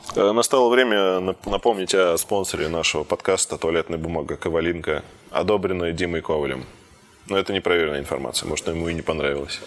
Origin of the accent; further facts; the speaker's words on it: Zelenograd, Moscow, Russia; Я сам родился в Зеленограде, это московский.